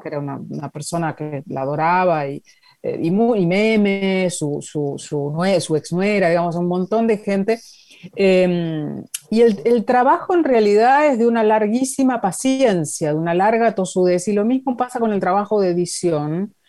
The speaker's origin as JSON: {"language": "Spanish", "town": "Junín", "region": "Buenos Aires Province", "country": "Argentina", "tie": "born or raised there", "said": "Y yo soy de Junín"}